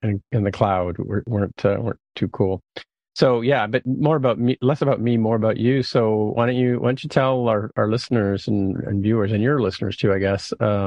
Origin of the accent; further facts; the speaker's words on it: St. Catharines, Ontario, Canada; now in Toronto, Canada; I grew up in St. Catharines, Ontario when I was, you know, before our high school or early high school